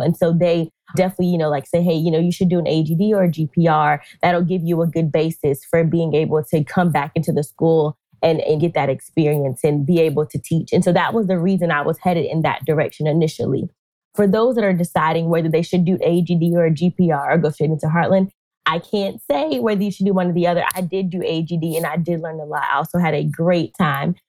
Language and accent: English; North Carolina, United States; I'm originally from North Carolina, born, raised, homegrown